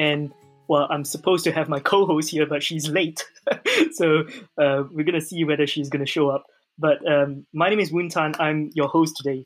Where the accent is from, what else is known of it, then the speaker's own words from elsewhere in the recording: Malaysia; as a Malaysian, I knew we growing up in Malaysia